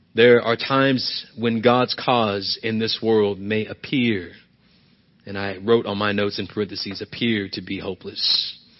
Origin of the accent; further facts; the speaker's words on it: United States; I'm not an American first